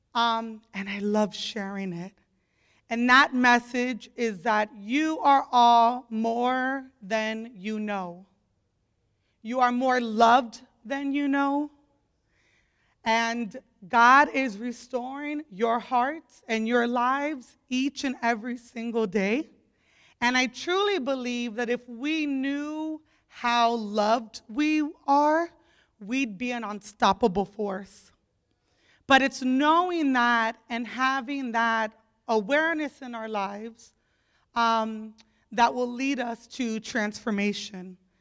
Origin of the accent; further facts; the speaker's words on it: Opelika, Florida, United States; I grew up in Opelika, Florida